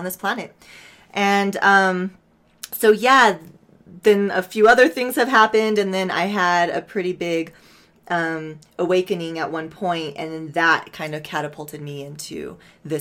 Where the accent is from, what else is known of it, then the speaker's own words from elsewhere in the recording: Santa Fe, New Mexico, United States; I'm from Santa Fe, New Mexico. I was raised here.